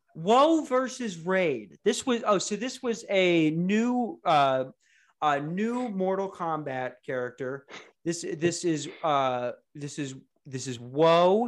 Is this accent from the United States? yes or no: yes; United States; I'm an American